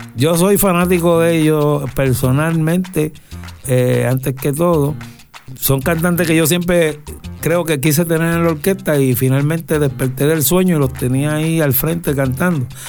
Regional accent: Puerto Rico; nosotros somos ese puertorriqueño que a la gente le agrada conocer

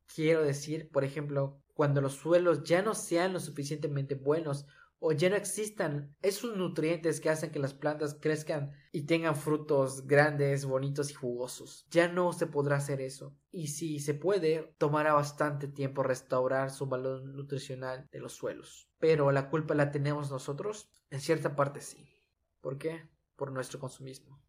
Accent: Yucatán, Mexico; soy orgullosamente yucateco

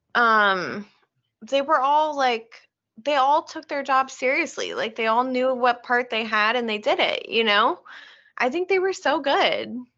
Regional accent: Oregon, United States; we grew up in Oregon

